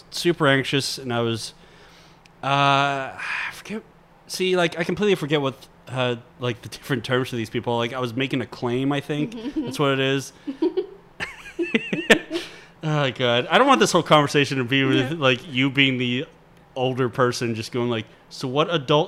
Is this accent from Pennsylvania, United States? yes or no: yes; Monroeville, Pennsylvania, United States; I grew up in Monroeville